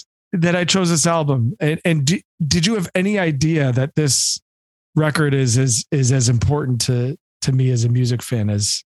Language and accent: English; Detroit, Michigan, United States; we are from the Detroit area.